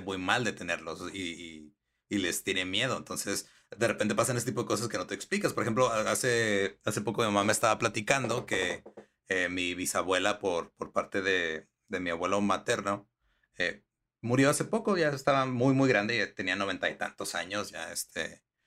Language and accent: Spanish; northern Mexico, Mexico; acá como estamos pegados a los gringos